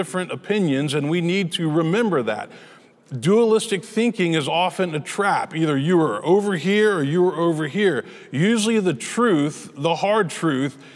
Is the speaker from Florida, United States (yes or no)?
no; Memphis, Tennessee, United States; I grew up in Memphis. That was where I was born and raised